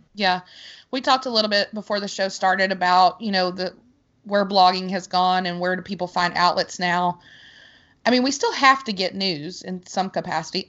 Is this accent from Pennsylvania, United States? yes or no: no; Arkansas, United States; I am from Arkansas